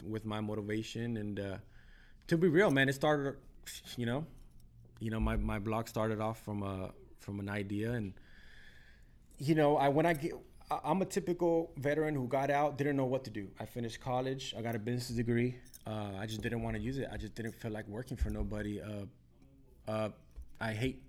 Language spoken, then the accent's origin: English; Downey, California, United States; I grew up in Downey. I went to elementary school, middle school, high school